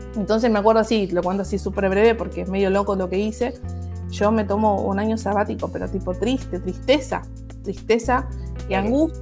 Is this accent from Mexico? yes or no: no; Moreno, Buenos Aires Province, Argentina; toda mi, infancia y mi adolescencia la pasé en un barrio, en Moreno, que es el barrio Asunción